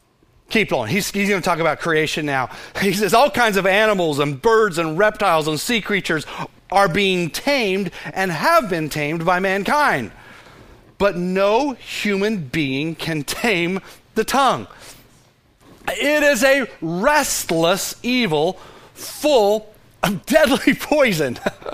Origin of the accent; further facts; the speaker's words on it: Fort Worth, Texas, United States; Of course, we all say, of course we know about that, because we're from Fort Worth, right?